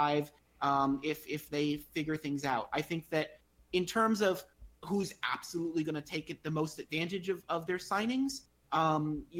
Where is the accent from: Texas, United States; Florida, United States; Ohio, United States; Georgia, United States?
Florida, United States; my hometown team